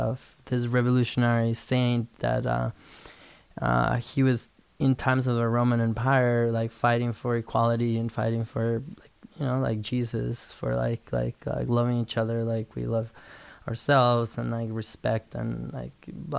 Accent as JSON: {"language": "English", "country": "Guatemala", "tie": "born or raised there", "said": "I was born and raised in Guatemala in a Spanish Catholic family"}